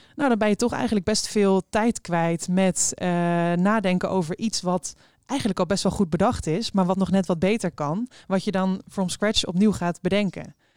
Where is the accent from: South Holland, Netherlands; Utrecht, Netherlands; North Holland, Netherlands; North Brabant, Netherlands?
North Brabant, Netherlands; Eindhoven; now in Rotterdam, Netherlands; ik kom oorspronkelijk uit Eindhoven. Ik woon zelf in Rotterdam